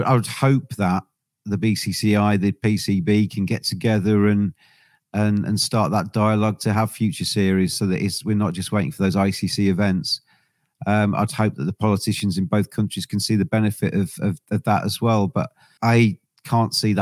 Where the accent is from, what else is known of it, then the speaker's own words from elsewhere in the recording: England, United Kingdom; I'm English. I'm very proud to be English